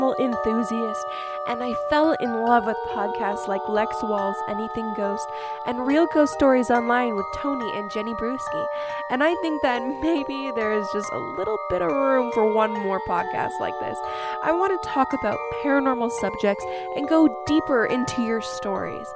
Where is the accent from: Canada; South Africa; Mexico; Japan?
Canada; I'm from Canada